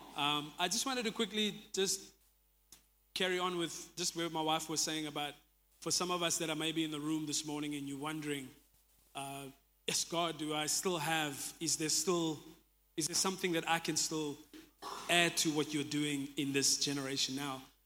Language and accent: English; Jeffreys Bay, Eastern Cape, South Africa; I'm from Jeffreys Bay, I grew up here